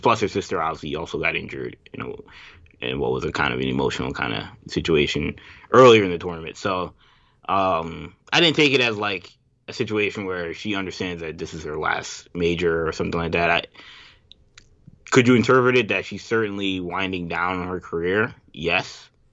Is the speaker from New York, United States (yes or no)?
yes; New York, United States; as a New Yorker